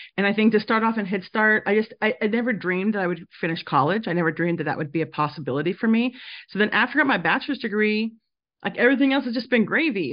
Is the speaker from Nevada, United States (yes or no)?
yes; Reno, Nevada, United States; moved away as an adult; now in Provo, United States; I grew up mostly in Reno, Nevada, and that's where I studied